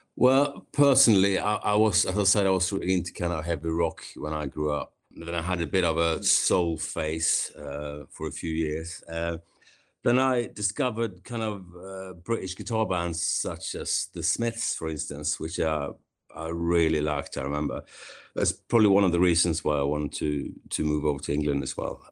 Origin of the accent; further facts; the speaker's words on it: Kungsbacka, Halland County, Sweden; moved away as an adult; now in London, United Kingdom; I grew up in a small, kind of small town in Sweden called Kungsbacka